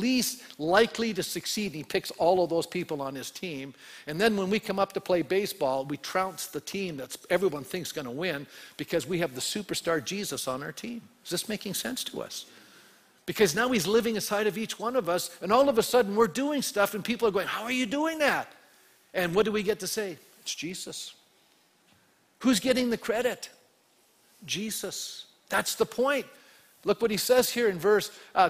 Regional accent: Canada; I was born a male in Canada. Okay, in the 1950s

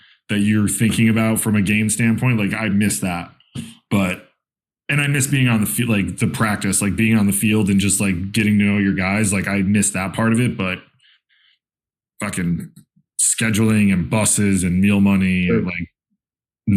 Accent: East Greenwich, New York, United States; now in Rochester, United States; So I grew up in East Greenwich, New York, right outside Albany

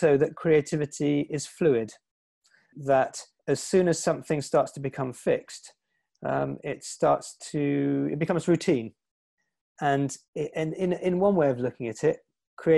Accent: England, United Kingdom; as you can hear from my voice, I come from England.

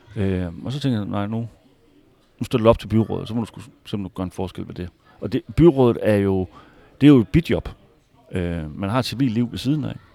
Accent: Hvide Sande, Central Denmark Region, Denmark; also born or lived in Harboøre; now in Fredericia, Denmark; helt oprindeligt så er jeg fra Harboøre, ja, og har vokset op i Hvide Sande, en lille by øh, lidt syd for Harboøre

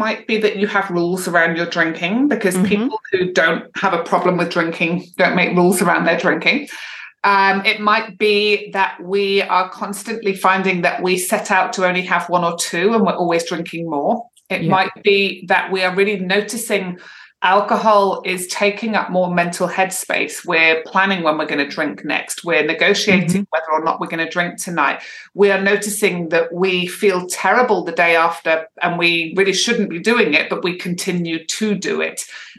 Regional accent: Edinburgh, Scotland, United Kingdom; moved away as an adult; also born or lived in Manchester / London; now in Perth, Australia; I grew up in Edinburgh in Scotland, moved around a lot around different cities in the UK, moved back to Edinburgh and then back down to Manchester, moved to London in my early 20s.

